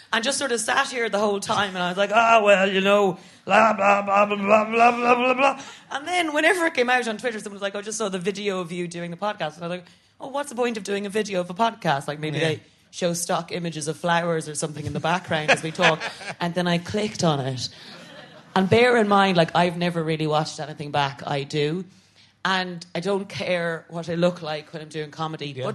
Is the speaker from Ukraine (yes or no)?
no; Ireland; I'm an Irish Catholic woman